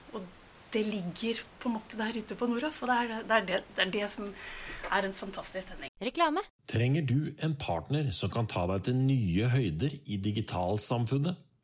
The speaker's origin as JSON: {"language": "Norwegian", "region": "Oslo", "country": "Norway", "tie": "born or raised there", "said": "født og oppvokst i Oslo"}